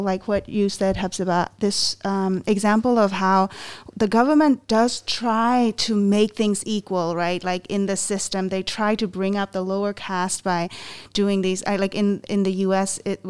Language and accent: English; Myanmar; English is a second language; I'm from Myanmar.